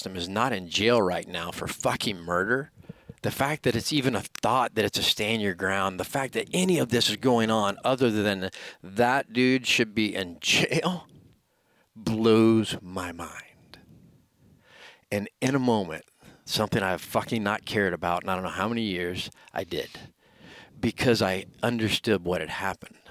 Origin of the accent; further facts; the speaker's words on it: Florida, United States; Florida, my home state